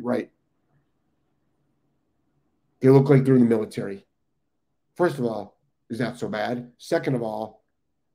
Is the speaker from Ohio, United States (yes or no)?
yes; Cleveland, Ohio, United States; moved away; I'm from Ohio, guys. I'm from Cleveland.